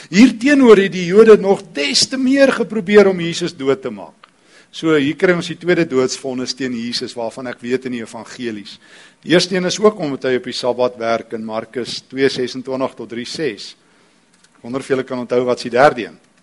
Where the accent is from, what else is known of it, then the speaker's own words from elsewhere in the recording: East Rand, Gauteng, South Africa; ek kom van die Oosrand af.